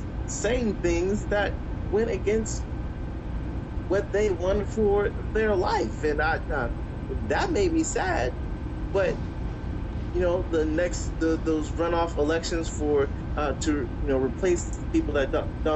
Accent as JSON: {"language": "English", "country": "United States", "said": "we as American people"}